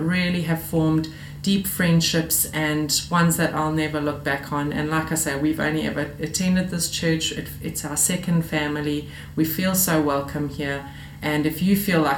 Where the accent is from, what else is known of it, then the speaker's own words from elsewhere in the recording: South Africa; moved away as an adult; now in Australia; As you can hear from my accent, I am not local. I'm from South Africa, and having immigrated from South Africa 4.5 years ago